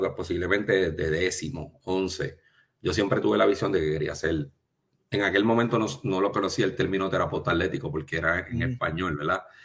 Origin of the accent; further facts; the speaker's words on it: Trujillo Alto, Puerto Rico; also born or lived in United States / Ponce; Yo soy original de Trujillo Alto. Nací, y me crié en Trujillo Alto.